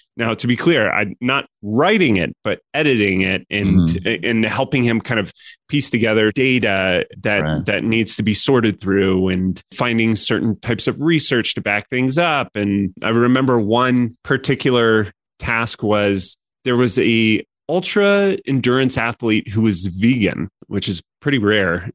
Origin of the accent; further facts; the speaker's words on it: Colorado, United States; moved away as an adult; also born or lived in San Francisco; I grew up in Colorado.